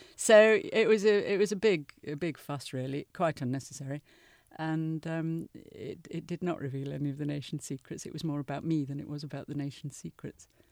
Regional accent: United Kingdom; my country

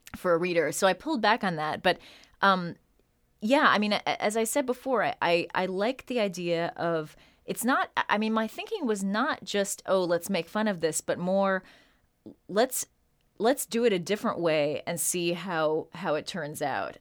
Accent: San Francisco, California, United States; also born or lived in Chicago; I grew up in San Francisco during the seventies

